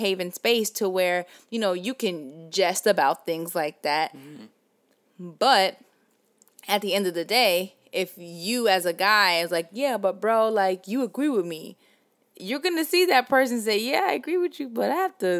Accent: the South, United States; accent: Southern; I'm just actually really proud of my Southern accent

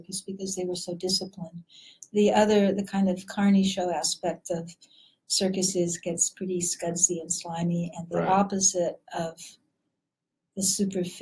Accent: Southern California, United States; moved away; also born or lived in Washington / Oregon; been growing up in Southern California

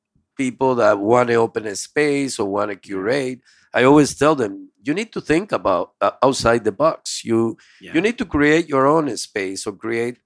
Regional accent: Honduras; And Hondurans. Hondurans. I'm from Honduras.

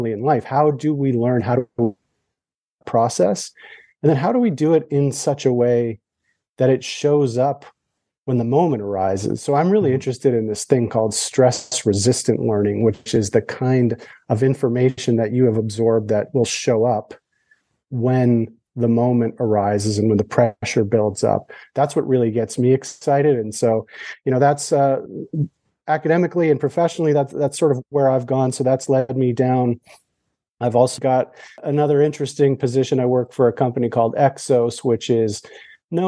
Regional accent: Canada; I'm Canadian

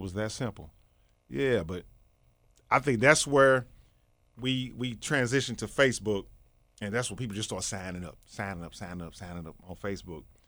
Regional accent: East St. Louis, Illinois, United States; born in Saint Louis, but I was born in, well, I was raised in East Saint Louis, Illinois.

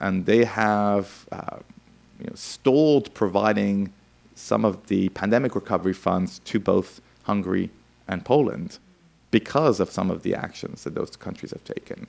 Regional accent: France; I grew up in France in the 1980s

